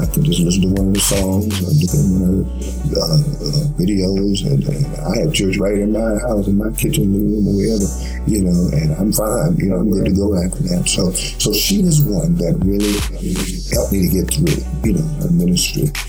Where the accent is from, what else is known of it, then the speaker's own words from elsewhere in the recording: Virginia, United States; my hometown, you know, in Virginia